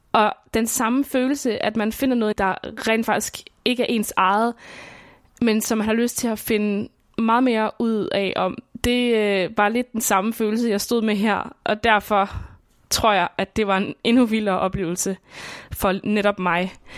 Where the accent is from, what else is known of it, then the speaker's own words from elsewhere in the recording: Svendborg, Southern Denmark, Denmark; jeg bor i Svendborg, som er min barndomsby på Sydfyn